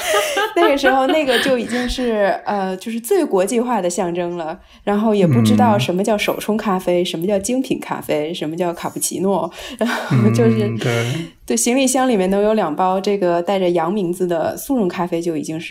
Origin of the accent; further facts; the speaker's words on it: northern China, China; also born or lived in Hong Kong; 因为我在北方长大，一直上完大学去香港念书，我真的是到了香港之后才开始真正的接触所谓的粤菜。